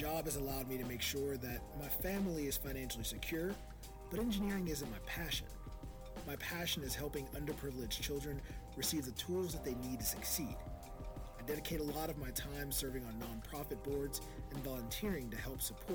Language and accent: English; Louisville, Kentucky, United States; I grew up in poverty in Louisville, Kentucky, and I was raised by my grandmother